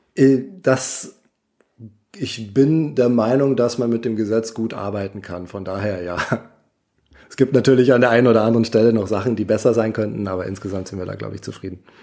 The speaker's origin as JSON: {"language": "German", "town": "Munich", "region": "Bavaria", "country": "Germany", "said": "Ich persönlich als Münchner"}